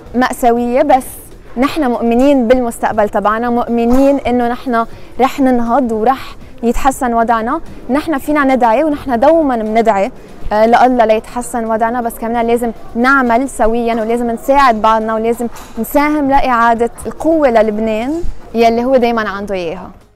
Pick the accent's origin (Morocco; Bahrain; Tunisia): Tunisia; 23 سنة من تونس